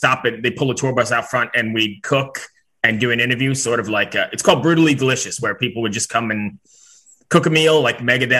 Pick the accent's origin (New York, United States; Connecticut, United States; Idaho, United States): New York, United States; moved away as an adult; now in Richmond, United States; I'm originally from New York, but I live in Richmond, Virginia for the last like 16 years or so.